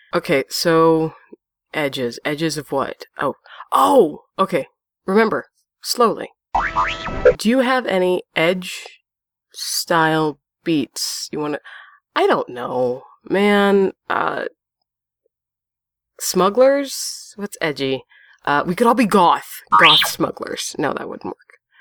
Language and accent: English; Pennsylvania, United States; I'm from Pennsylvania. Predominantly, that's where I've come to claim